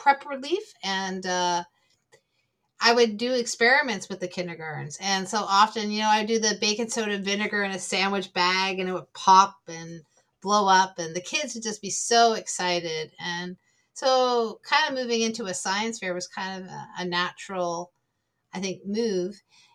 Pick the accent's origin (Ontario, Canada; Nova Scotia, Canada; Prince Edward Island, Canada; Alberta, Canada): Prince Edward Island, Canada; moved away; growing up on Prince Edward Island, I did grow up in a remote area, a little village myself